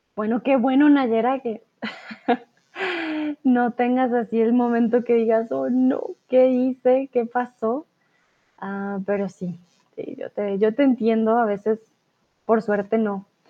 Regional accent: Colombia

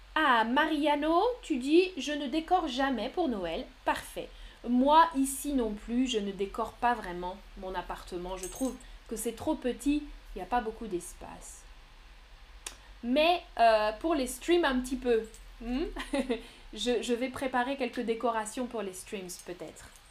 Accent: France; also born or lived in Nantes; Moi, je viens de France. Je viens de France et maintenant, j'habite à Nantes, dans l'ouest de la France

